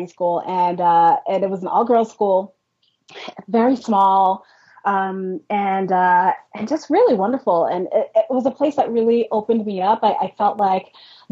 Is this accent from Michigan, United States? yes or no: no; New York City, New York, United States; also born or lived in Westchester County, New York; I grew up in Brooklyn, New York, not Brooklyn, Ohio, or Brooklyn, Maryland, in New York